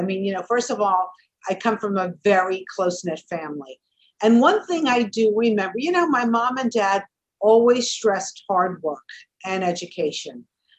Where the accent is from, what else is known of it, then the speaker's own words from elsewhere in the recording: New York City, New York, United States; We're both from Brooklyn.